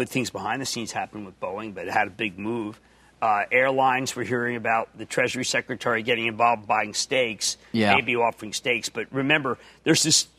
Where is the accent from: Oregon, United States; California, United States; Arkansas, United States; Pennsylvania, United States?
Pennsylvania, United States; Philadelphia; accent: Philadelphia; my Philadelphia accent